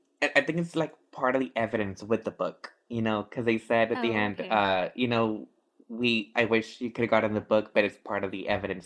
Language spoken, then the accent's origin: English; United States; as an American.